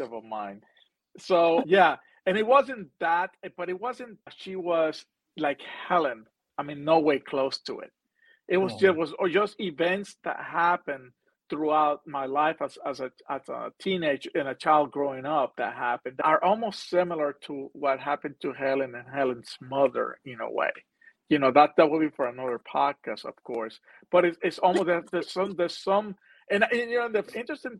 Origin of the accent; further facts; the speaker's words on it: Puerto Rico; moved away; I'm from Puerto Rico originally